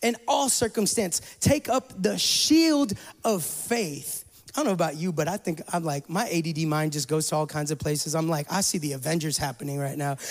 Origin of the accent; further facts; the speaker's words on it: California, United States; moved away; I come from California